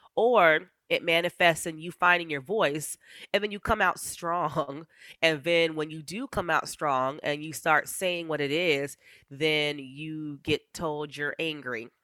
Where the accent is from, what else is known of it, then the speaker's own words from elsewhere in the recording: Eagle River, Alaska, United States; I was raised in Eagle River